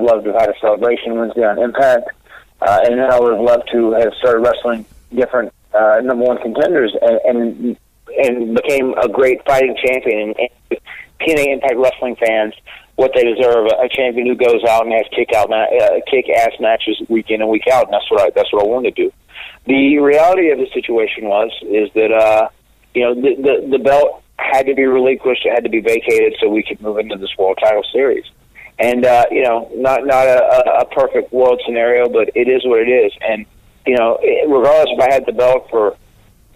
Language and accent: English; North Carolina, United States; my home state, 100 miles from where I live. In my home state, and be in front of my fellow North Carolinians